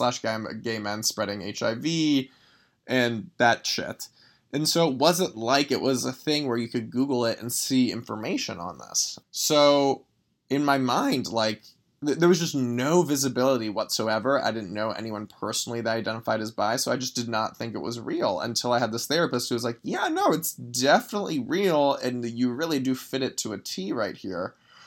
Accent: Los Angeles, California, United States; Grew up in Los Angeles.

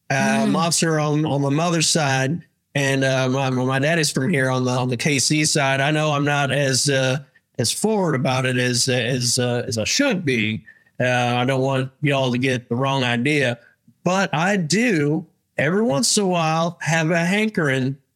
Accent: Kansas, United States; uh, I'm from the Kansas side. I'm a monster.

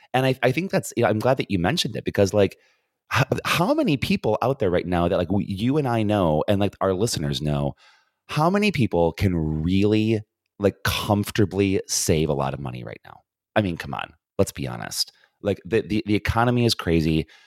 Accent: United States; being an American

